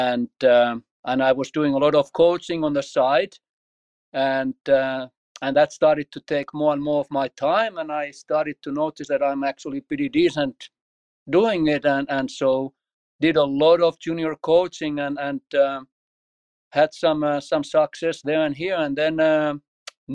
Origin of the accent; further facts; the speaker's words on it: Finland; moved away as an adult; also born or lived in Martin, Tennessee / Washington, D.C.; now in United States; I grew up in Finland